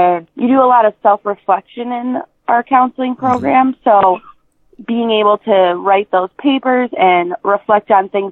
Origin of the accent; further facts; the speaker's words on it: Scranton, Pennsylvania, United States; my hometown of Scranton, PA